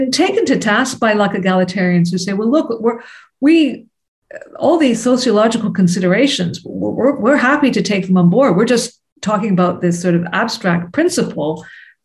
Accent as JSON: {"language": "English", "country": "Canada", "said": "As a Canadian, I'm conscious of issues of colonialism within the borders of my own country"}